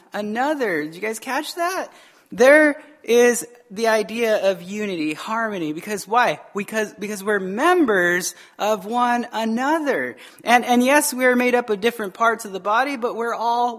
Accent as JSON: {"language": "English", "region": "Arizona", "country": "United States", "moved": "yes", "said": "I'm from Arizona"}